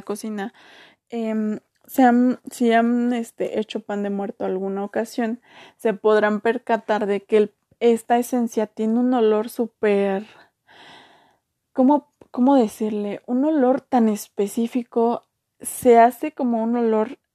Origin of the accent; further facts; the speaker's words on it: Mexico; de donde yo soy no, no se hace eso